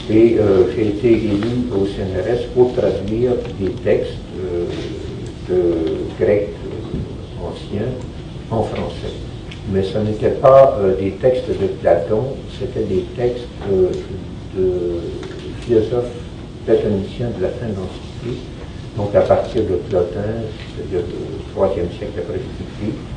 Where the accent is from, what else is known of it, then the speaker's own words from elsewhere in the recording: Quebec, Canada; vous voyez peut-être à mon accent, je ne sais pas s'il euh, est encore euh, très fort. Je suis québécois, donc je suis né euh, ici en 1946.